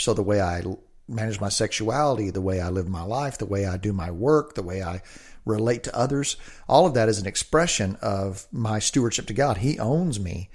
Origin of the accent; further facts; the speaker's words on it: the South, United States; now in Olympia, United States; I grew up in the South.